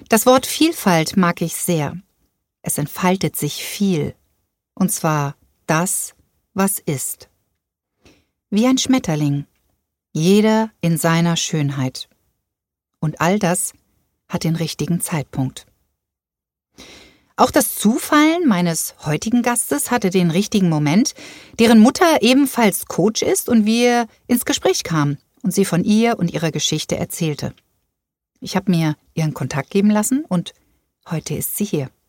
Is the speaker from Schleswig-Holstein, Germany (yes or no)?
yes; Groß Grönau, Schleswig-Holstein, Germany; Also ich komme aus Großgrönau.